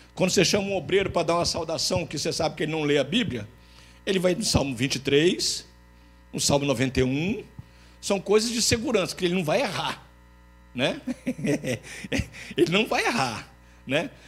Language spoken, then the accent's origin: Portuguese; Linhares, Espírito Santo, Brazil; moved away; em Linhares, pelo menos na minha terra